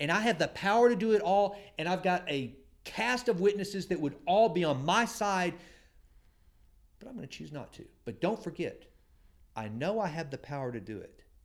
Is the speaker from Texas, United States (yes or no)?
yes; Sulphur Springs, Texas, United States; I grew up in First Baptist Church, Sulphur Springs, Texas